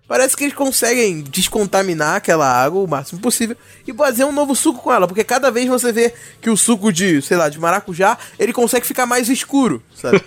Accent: São João de Meriti, Rio de Janeiro, Brazil; não exatamente carioca, eu São João de Meriti, então não, eu sou Fluminense, melhor dizendo

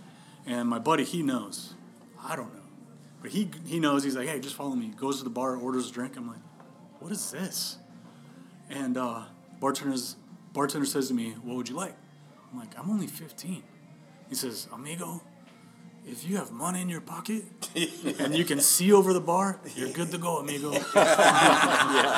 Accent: Wisconsin, United States; I'm from Wisconsin

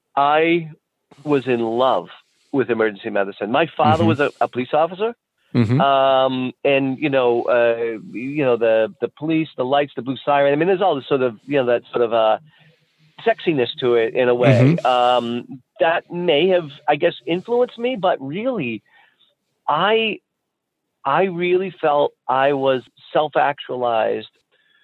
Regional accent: near University of Massachusetts, United States; born or raised there

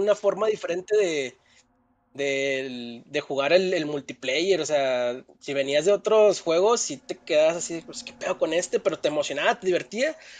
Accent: Mexico; como no somos este, los mexicanos bien, este, acá con el vocabulario muy amplio

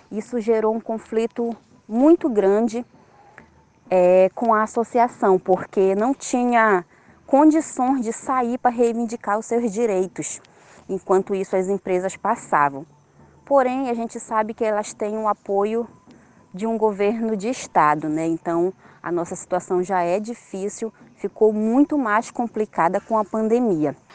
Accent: Acará, Pará, Brazil; sou do Quilombo de Tanquamiri, no município do Acará

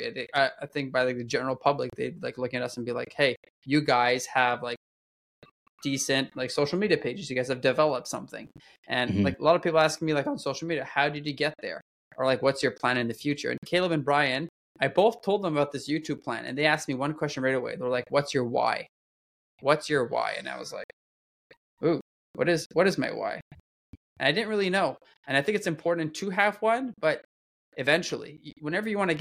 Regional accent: Canada; I'm French Canadian, donc si vous voulez parler en français avec moi, je parle très bien

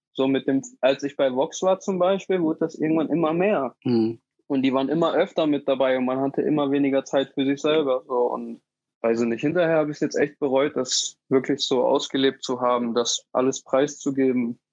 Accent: Dortmund, North Rhine-Westphalia, Germany; ich komme gebürtig aus Dortmund, ähm, habe in der Nähe vom Borsigplatz gewohnt, in der Wambeler Straße

